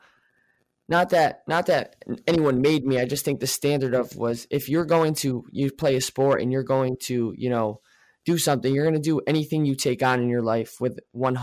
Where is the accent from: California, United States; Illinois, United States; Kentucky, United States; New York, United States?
New York, United States; I am from New York